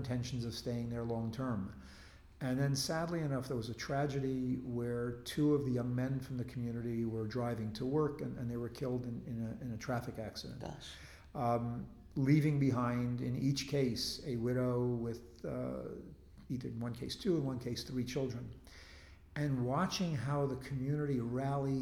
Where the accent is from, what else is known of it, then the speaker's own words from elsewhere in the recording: United States; moved away as an adult; also born or lived in Israel; now in Jerusalem, Israel; when I was growing up, there was a draft in the United States